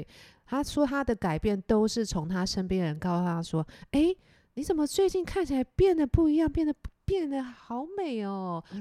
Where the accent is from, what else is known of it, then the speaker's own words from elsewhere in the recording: Taiwan; 我我是台湾人。